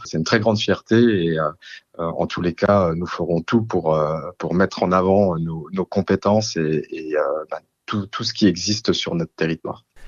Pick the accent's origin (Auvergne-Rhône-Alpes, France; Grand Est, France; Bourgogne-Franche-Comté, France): Bourgogne-Franche-Comté, France; Belfort; Je suis un produit euh, belfortin, on peut le dire comme ça, puisque je suis né à Belfort. Euh, j'ai fait euh, toutes mes études à Belfort, toute ma carrière professionnelle